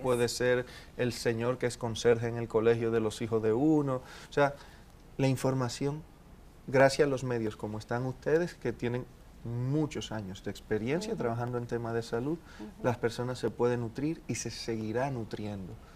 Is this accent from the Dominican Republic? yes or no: yes; Dominican Republic; also born or lived in Colombia